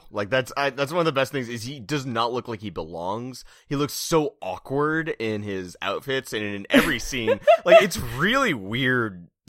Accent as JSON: {"language": "English", "region": "California", "country": "United States", "lives_now": "Bay Area, United States", "said": "I'm from Southern California. It was great down there, like the very brown beans. And then I'm in the Bay Area"}